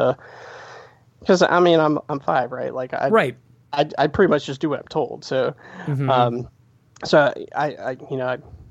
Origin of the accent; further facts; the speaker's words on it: South Carolina, United States; accent: slight twang; also born or lived in New Jersey; we moved down here when I was 5 years old.